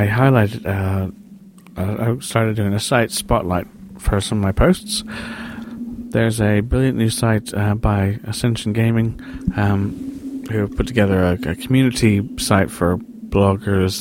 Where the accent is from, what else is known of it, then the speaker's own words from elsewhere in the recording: Seattle, Washington, United States; moved away as an adult; I was born and raised in Seattle, hence my slightly obscure accent I have, although I've been over here since 96